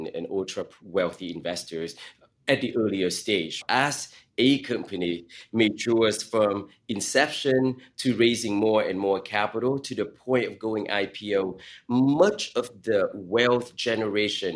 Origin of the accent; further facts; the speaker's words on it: Silicon Valley, California, United States; as a teenager growing up in Silicon Valley